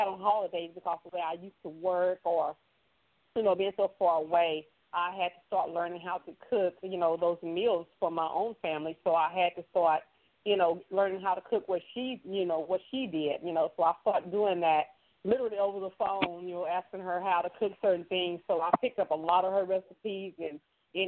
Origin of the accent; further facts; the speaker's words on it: Texas, United States; now in Oklahoma, United States; I am originally from Texas. I reside in Oklahoma, but I'm, you know, born and raised in Texas